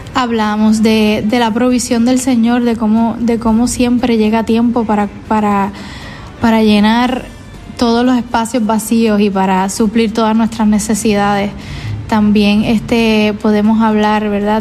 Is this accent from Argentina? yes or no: no; Puerto Rico; yo soy una, una joven puertorriqueña